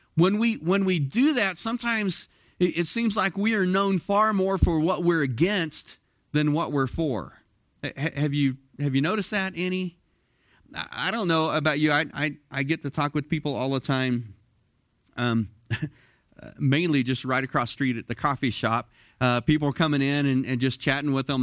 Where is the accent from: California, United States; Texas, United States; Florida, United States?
Texas, United States; Dallas; moved away as an adult; now in Cloudcroft, United States; I grew up in Dallas, Fort Worth